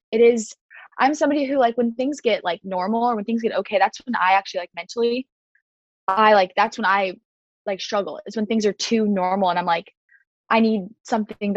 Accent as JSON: {"language": "English", "town": "Kansas City", "region": "Kansas", "country": "United States", "tie": "born or raised there", "said": "my hometown, which is Kansas City, Kansas"}